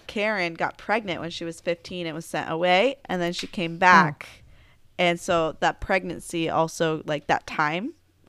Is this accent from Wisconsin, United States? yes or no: no; Alaska, United States; also born or lived in California / Bellingham, Washington; I mean, I grew up in Alaska, so that's where we did our drinking.